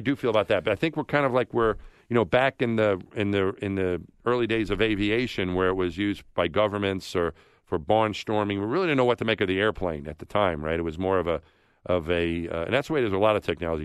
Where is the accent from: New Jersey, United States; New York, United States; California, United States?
New York, United States; I grew up thinking I was from my neighborhood in New York. Then I was a New Yorker.